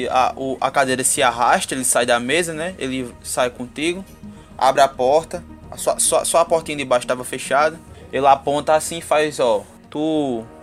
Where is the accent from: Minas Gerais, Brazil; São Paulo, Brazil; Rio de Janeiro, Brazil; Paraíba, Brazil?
Paraíba, Brazil; Ingá; Eu sou de Ingá, sabe? Arrumei, um, arrumei, um, arrumei uma morena pra mim, eu vim morar aqui, porque a família dela era daqui.